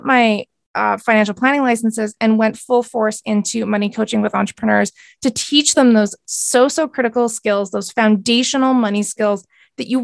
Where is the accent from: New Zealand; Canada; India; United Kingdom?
Canada; I am a Canadian. So I live on the West Coast of Canada